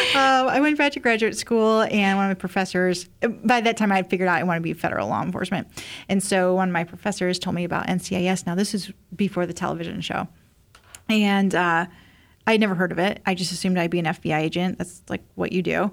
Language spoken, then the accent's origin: English; Indiana, United States; moved away; also born or lived in Cleveland; I'm from Indiana originally, like a small town